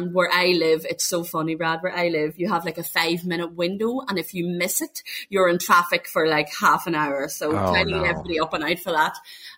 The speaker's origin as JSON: {"language": "English", "country": "Ireland", "said": "I am from Ireland."}